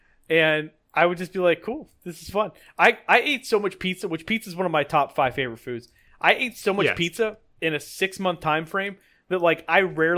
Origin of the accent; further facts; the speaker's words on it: Pittsburgh, Pennsylvania, United States; Pittsburgh food, like, and this isn't because I'm a homer.